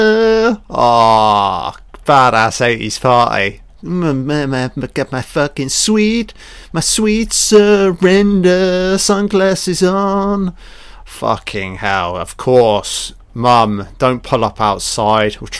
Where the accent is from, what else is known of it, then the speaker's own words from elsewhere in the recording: United Kingdom; I've grown up in the UK